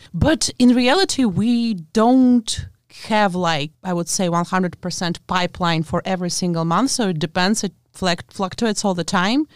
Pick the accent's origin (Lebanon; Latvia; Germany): Latvia; English is a second language; moved away as an adult; I'm actually from Latvia